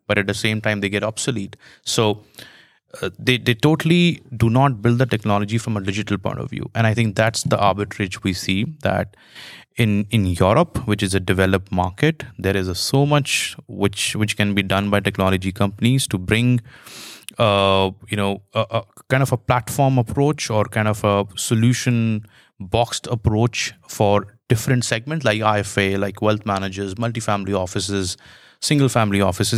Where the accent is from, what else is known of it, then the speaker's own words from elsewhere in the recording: Jaipur, Rajasthan, India; I grew up in India